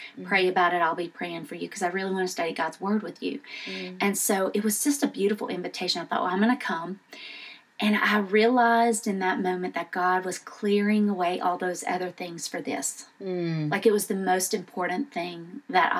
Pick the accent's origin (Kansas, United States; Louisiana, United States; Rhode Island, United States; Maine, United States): Louisiana, United States; Southern; moved away as an adult; also born or lived in Houston, Texas; now in Memphis, United States; I was born in Southern Louisiana. I went to LSU, moved to Houston out of college to take a job